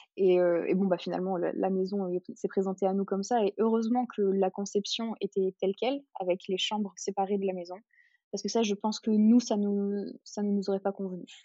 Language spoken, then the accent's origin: French; Hardelot-Plage, Hauts-de-France, France; now in Gordes, France; on est originaire du Nord-Pas-de-Calais, donc une petite station balnéaire de d'Ardelot-Plage.